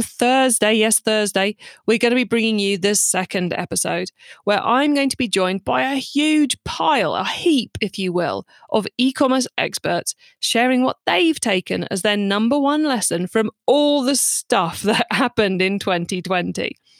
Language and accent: English; United Kingdom; I'm British